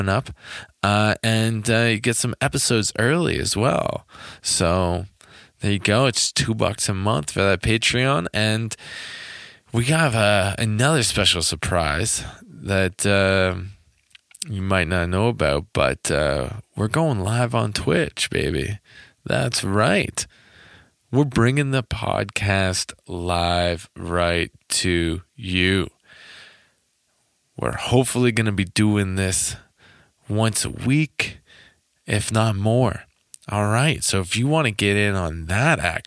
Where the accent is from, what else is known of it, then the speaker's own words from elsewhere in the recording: Toronto, Ontario, Canada; I'm originally from Toronto